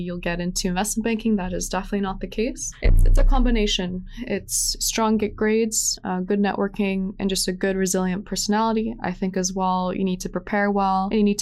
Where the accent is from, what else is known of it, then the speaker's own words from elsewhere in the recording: Vancouver, British Columbia, Canada; I grew up here in Vancouver